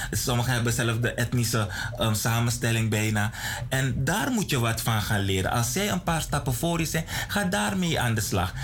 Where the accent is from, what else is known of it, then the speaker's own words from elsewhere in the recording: Suriname; als Nederlands sprekend land? op het Zuid-Amerikaans continent